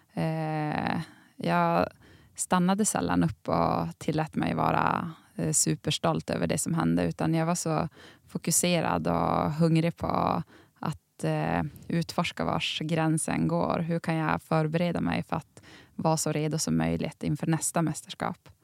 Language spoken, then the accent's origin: Swedish; Tärendö, Norrbotten County, Sweden; under uppväxten i Tärendö